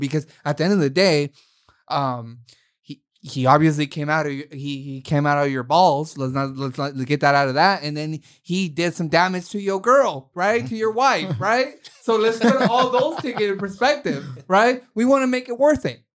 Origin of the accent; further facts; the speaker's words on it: Oakland, California, United States; I was raised in Oakland